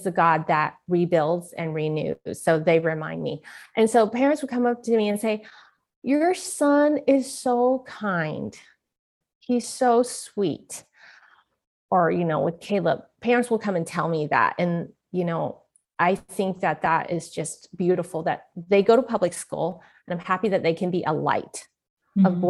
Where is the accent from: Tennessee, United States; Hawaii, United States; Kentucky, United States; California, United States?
California, United States; San Francisco; I was born in San Francisco, Chinatown